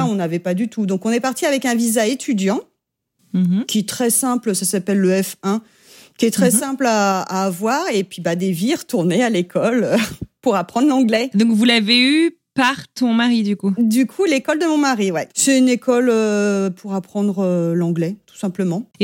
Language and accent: French; Avignon, Provence-Alpes-Côte d'Azur, France; moved away as an adult; also born or lived in Brooklyn, New York; now in New York, United States; On vient d'Avignon